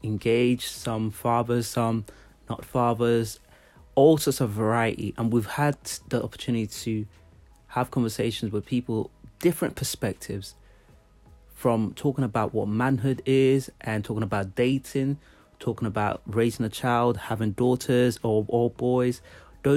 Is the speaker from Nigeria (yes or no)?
yes; Nigeria; I'm from Nigeria